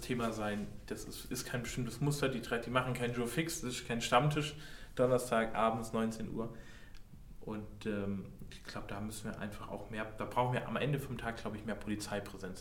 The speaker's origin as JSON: {"language": "German", "town": "Pforzheim", "region": "Baden-Württemberg", "country": "Germany", "said": "wir kommen aus Pforzheim"}